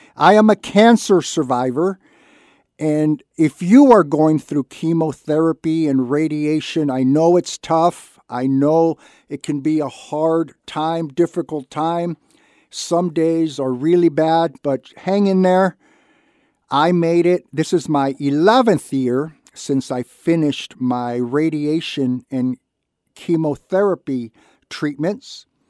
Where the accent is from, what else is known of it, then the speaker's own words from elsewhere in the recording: Santa Barbara, California, United States; I was born and raised in Santa Barbara.